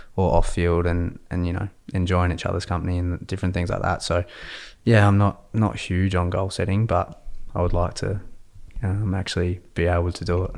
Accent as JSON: {"language": "English", "town": "Adelaide", "region": "South Australia", "country": "Australia", "moved": "yes", "lives_now": "Victoria, Australia", "said": "I'm from Adelaide originally"}